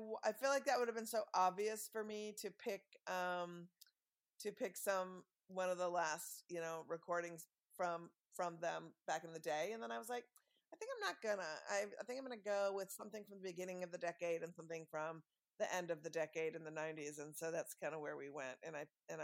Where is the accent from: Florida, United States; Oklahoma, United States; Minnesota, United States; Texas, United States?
Minnesota, United States; Minneapolis; growing up in Minneapolis and First Avenue